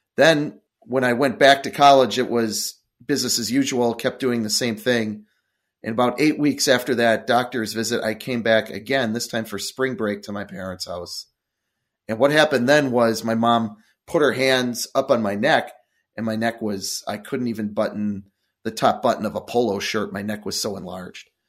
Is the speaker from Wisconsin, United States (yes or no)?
yes; Milwaukee, Wisconsin, United States; also born or lived in Eau Claire, Wisconsin; I grew up in Milwaukee, Wisconsin